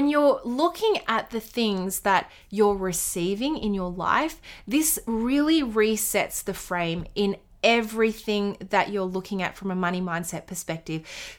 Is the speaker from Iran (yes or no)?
no; Australia; Where are you from? I'm from Australia.